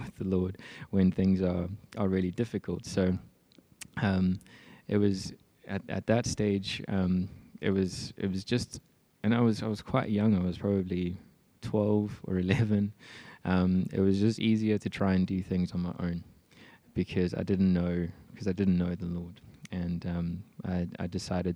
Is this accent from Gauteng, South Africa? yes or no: yes; Johannesburg, Gauteng, South Africa; also born or lived in Mpumalanga; Then we moved from Johannesburg to Mpumalanga, and spent quite a few years there.